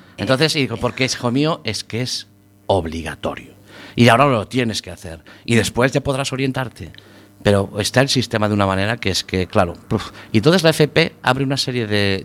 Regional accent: Galicia, Spain; tendremos los gallegos con el mar

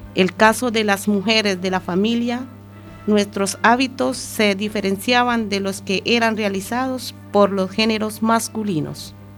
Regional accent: Colombia; moved away as an adult; now in Spain; aquellas vivencias que tuve en mi país de origen que es Colombia. Ya desde muy pequeña tuve inculcadas ciertas tradiciones

